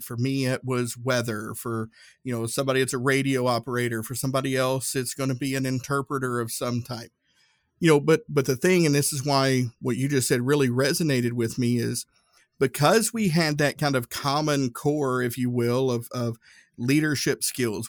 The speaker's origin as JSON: {"language": "English", "region": "Northeast Tennessee", "country": "United States", "tie": "born or raised there", "said": "growing up in Northeast Tennessee, uh, I grew up next to Nuclear Fuel Services"}